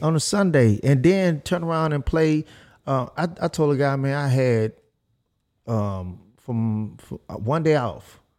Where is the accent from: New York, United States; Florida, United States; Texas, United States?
Texas, United States; Houston; I'm from South Park